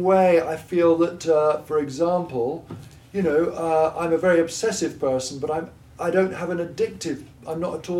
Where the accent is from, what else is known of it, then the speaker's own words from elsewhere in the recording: Gloucestershire, South West England, United Kingdom; accent: Gloucestershire; I'm from Gloucestershire